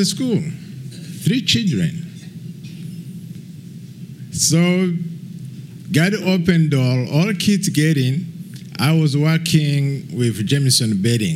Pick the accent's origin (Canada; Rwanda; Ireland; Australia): Rwanda; moved away as an adult; also born or lived in Kenya; now in Nashville, United States; I'm here from Rwanda. All my time in Rwanda, I didn't have any plan to come live here. I get out of Rwanda by tragedy, which happened in 1994.